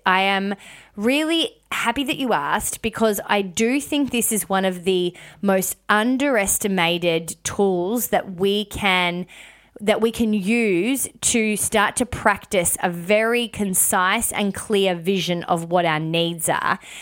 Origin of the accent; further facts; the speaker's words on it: Melbourne, Victoria, Australia; moved away as an adult; also born or lived in Cairns; I lived in Melbourne, born and bred in Melbourne